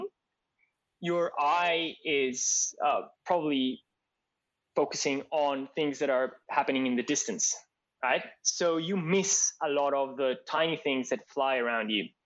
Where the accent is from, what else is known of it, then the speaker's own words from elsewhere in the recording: Colombia; moved away as an adult; now in Australia; last time I went back to Colombia, I felt that a lot of things felt more to me like home in Australia than in Colombia